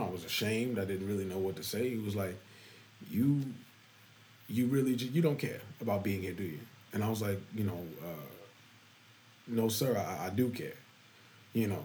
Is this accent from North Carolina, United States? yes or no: yes; Charlotte, North Carolina, United States; born and raised in Charlotte. Born and raised in Eastern Charlotte. I'm from the East Side.